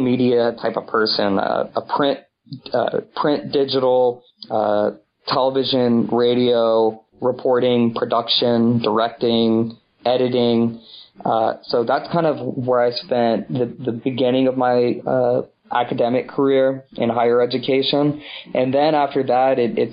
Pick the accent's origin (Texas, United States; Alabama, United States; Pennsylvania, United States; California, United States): Texas, United States; Houston; I grew up in Houston, Texas